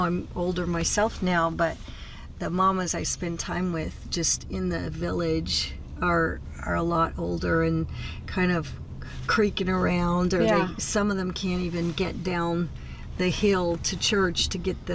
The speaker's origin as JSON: {"language": "English", "country": "United States", "moved": "as an adult", "lives_now": "Mozambique", "said": "I'm from America."}